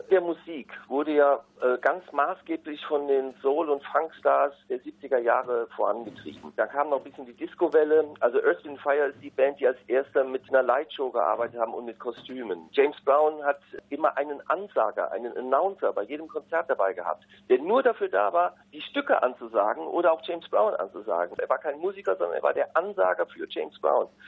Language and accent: German; North Rhine-Westphalia, Germany; Wir kommen ja alle aus dem Rheinland, wirklich immer hoch und runter